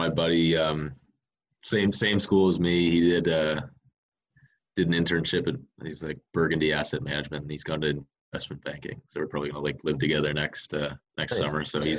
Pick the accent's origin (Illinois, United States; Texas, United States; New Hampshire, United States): Texas, United States; moved away; we both grew up in Texas.